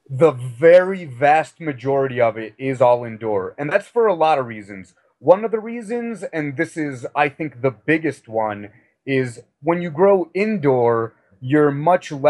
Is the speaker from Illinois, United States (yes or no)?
yes; Chicago, Illinois, United States; also born or lived in Missouri / Texas / Europe; now in Denver, United States; Uh, I'm originally from Chicago, but I've moved around quite a bit. I lived in Missouri and Texas and Europe for a while.